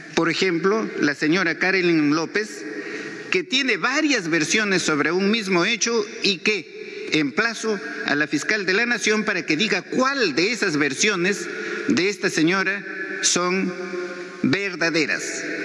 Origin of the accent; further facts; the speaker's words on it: Peru; en el Perú, en mi país